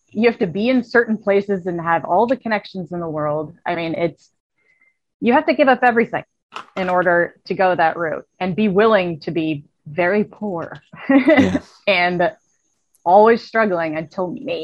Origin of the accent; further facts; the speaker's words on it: Massachusetts, United States; I'm 37 years old. I am from Massachusetts in the United States